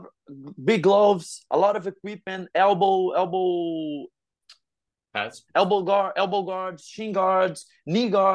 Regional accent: Rio de Janeiro, Brazil; I'm from Rio

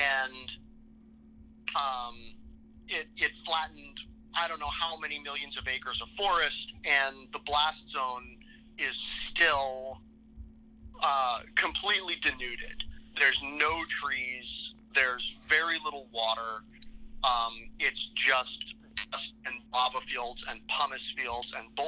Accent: Seattle, Washington, United States; moved away as an adult; also born or lived in Philadelphia; I was 6 years old, and I grew up in Seattle

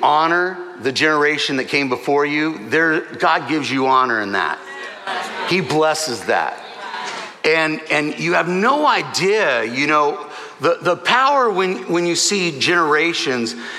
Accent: Southern California, United States; I'm from Southern California

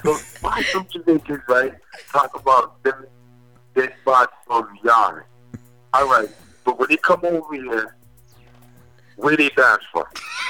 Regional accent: Newark, New Jersey, United States; I'm from Newark, Brick City. We don't take that type of disrespect over here. And I love my city.

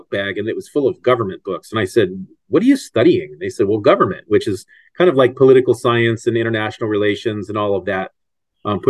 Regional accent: San Francisco, California, United States; moved away; also born or lived in Washington, D.C.; I was born in Washington, D.C., but I actually grew up in San Francisco, California.

